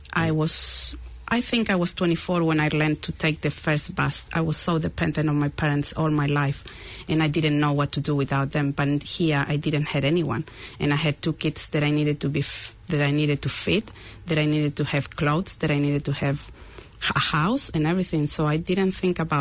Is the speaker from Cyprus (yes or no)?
no; Chile; English is a second language; moved away as an adult; now in New Zealand; I left Chile to another country where I had a few days to think about it, and I found the farthest country from Chile, and it was New Zealand.